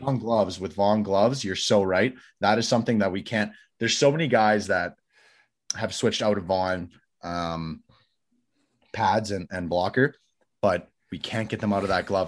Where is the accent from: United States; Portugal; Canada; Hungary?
Canada; Calgary, Alberta; I'm Canadian, grew up in Calgary